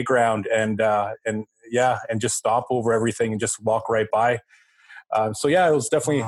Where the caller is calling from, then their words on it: St. John's, Newfoundland and Labrador, Canada; I am coming from St. John's, Newfoundland, brother.